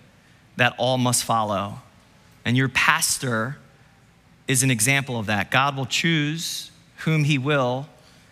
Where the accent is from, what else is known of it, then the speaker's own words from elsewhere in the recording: New Jersey, United States; New Jersey